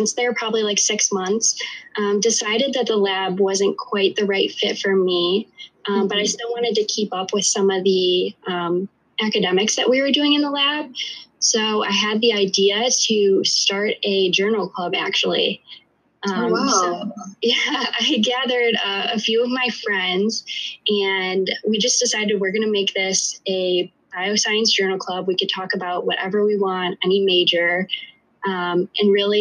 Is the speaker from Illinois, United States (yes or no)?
yes; Chicago, Illinois, United States; I was born and raised in the Chicagoland area